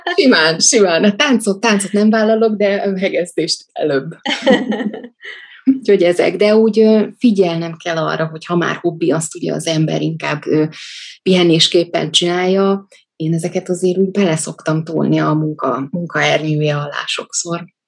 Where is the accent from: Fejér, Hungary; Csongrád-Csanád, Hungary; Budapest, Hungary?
Budapest, Hungary; also born or lived in Dég; miattunk a testvérem elköltöztek fel anyujék Budapestre